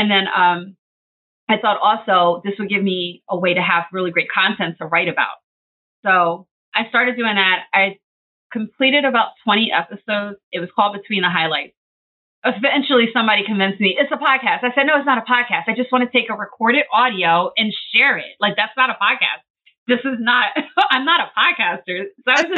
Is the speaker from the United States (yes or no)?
yes; Philadelphia, Pennsylvania, United States; I'm a Philadelphia girl, Philly girl for short. I have been born and raised in Philly my whole life.